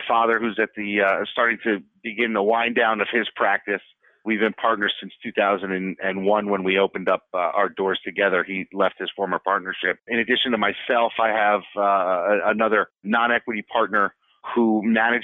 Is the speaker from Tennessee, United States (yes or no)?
no; Connecticut, United States; also born or lived in Scranton, Pennsylvania; grew up in Connecticut, went to college out in Scranton, Pennsylvania, moved back home